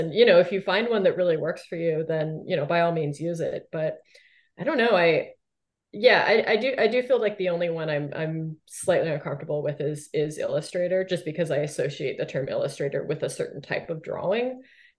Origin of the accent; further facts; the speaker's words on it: Canada; I feel like Canadians in the arts in particular, I feel like we do have a bit of an inferiority complex when it comes to the US